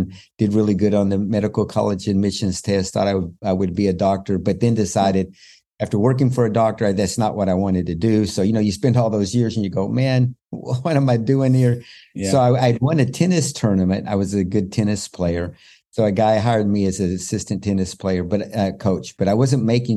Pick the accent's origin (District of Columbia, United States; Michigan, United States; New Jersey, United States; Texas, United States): Texas, United States; West; moved away as an adult; now in Israel; I was born and raised in West Texas, where there's more horses than there are people.